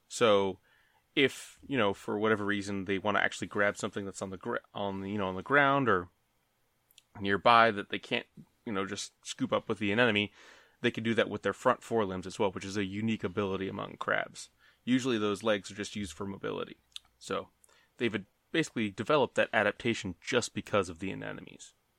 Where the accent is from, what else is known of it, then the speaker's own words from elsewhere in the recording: Maryland, United States; we're from Maryland